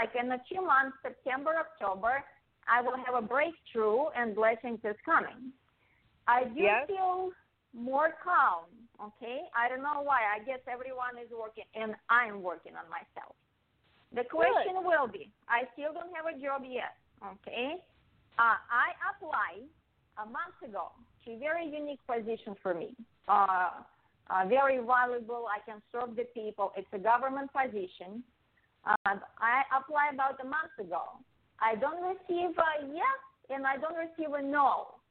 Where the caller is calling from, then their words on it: Las Vegas, Nevada, United States; Las Vegas.